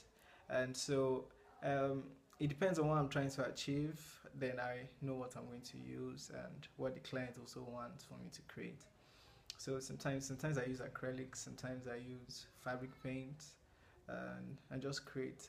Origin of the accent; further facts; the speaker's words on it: Nigeria; I'm a Nigerian visual artist